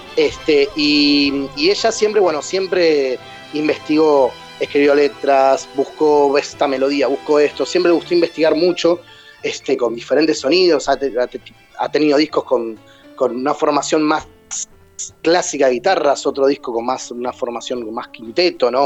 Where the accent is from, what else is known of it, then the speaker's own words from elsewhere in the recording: Temperley, Buenos Aires Province, Argentina; yo soy de Temperley